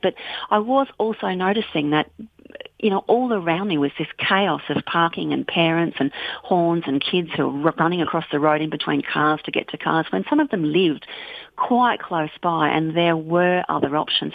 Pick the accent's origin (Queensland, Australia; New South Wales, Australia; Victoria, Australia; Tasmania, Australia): Victoria, Australia; Bendigo; now in Western Australia, Australia; I grew up in on Bendigo in central Victoria